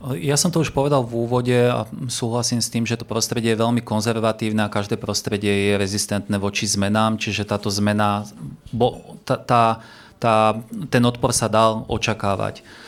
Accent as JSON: {"language": "Slovak", "town": "Partizánske", "region": "Trenčín Region", "country": "Slovakia", "said": "Ja sám som z Partizánskeho"}